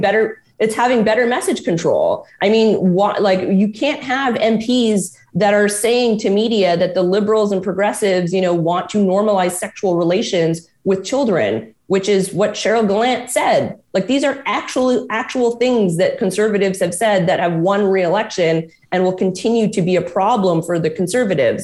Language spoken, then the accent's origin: English; Quebec, Canada; I'm from Quebec